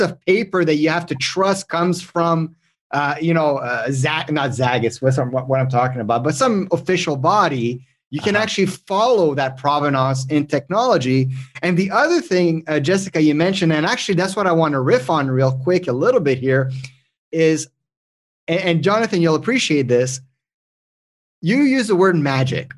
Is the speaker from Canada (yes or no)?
yes; Canada; English is a second language; I'm French Canadian